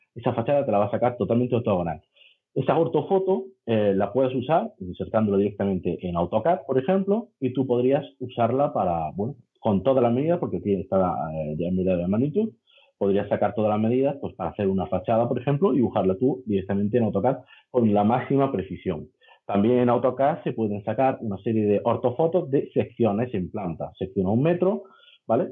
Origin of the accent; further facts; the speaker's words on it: Granada, Andalusia, Spain; de Granada, ingeniero de edificación